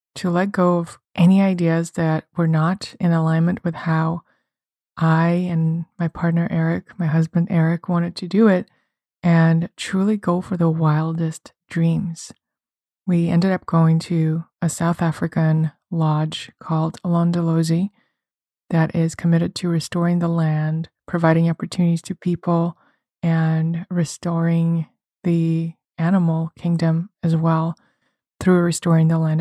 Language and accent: English; Russia; moved away; I come from Russia